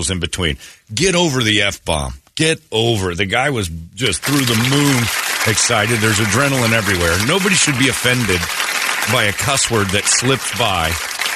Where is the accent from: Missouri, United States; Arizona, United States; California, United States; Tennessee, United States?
Arizona, United States; Mormon; I grew up in Mormon, Arizona here